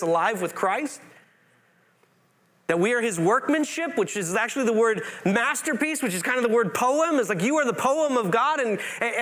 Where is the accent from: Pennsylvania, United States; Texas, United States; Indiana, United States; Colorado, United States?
Indiana, United States; now in Concord, United States; I'm from Indiana